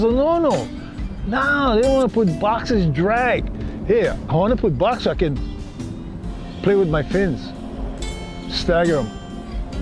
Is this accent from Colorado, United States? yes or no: no; Hawaii, United States; So myself and another surfer from Hawaii